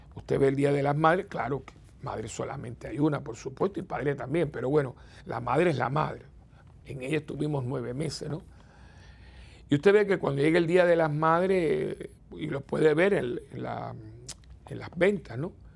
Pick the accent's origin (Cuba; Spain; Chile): Cuba; now in Puerto Rico; tuve que abandonar mi país natal